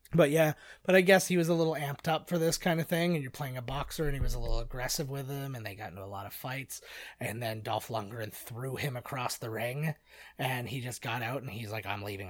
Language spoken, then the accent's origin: English; United States; I'm an American